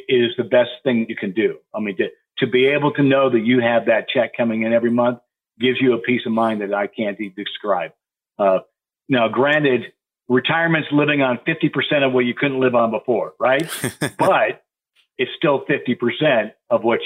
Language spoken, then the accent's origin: English; Montana, United States; moved away; I grew up in Montana